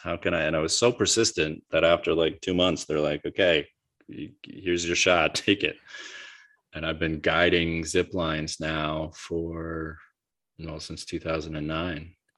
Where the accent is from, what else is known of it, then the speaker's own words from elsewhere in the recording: United States; I'm just as an American